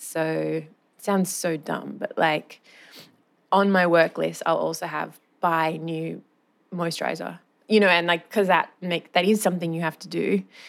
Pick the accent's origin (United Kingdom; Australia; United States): Australia; Wagga Wagga, New South Wales; moved away as an adult; also born or lived in Sydney; I grew up in Wagga